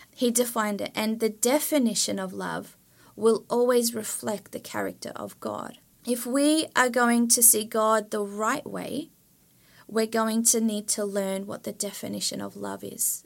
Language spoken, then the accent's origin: English; Australia; moved away as an adult; now in Sweden; I come from Australia